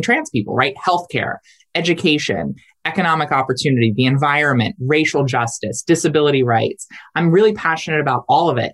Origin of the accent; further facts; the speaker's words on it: Delaware, United States; my home state of Delaware